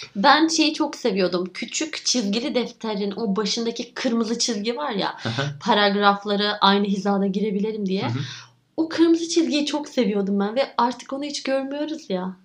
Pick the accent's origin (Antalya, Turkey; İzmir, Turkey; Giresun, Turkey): Giresun, Turkey; also born or lived in Istanbul; Dedemle babaannemin yanına gidiyorum Giresun'a ki çocukluğum çok orada geçti.